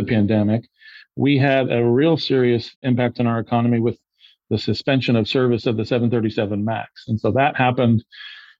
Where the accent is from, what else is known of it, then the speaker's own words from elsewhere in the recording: Joplin, Missouri, United States; also born or lived in Kansas City; I grew up partly in Kansas City, but then finished high school in Joplin